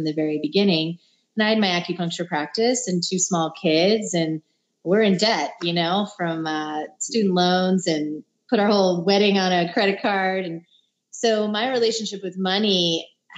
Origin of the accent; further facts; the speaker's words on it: New Jersey, United States; moved away; also born or lived in California; I grew up in New Jersey, a suburb of Manhattan